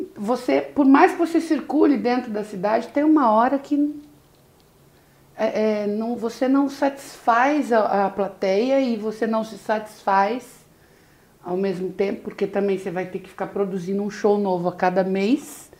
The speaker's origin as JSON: {"language": "Portuguese", "town": "Londrina", "region": "Paraná", "country": "Brazil", "also_born_or_lived": "São Paulo", "moved": "as an adult", "lives_now": "Rio de Janeiro, Brazil", "said": "eu comecei, como você falou, em Londrina, Paraná, e lá eu fiquei por muitos anos. Eu só saí de lá em 98, já vai fazer 20 anos que eu tô aqui no Rio"}